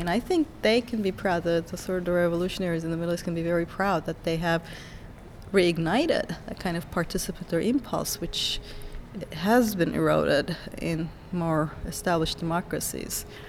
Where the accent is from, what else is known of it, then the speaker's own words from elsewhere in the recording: Turkey; moved away; And I'm from Turkey originally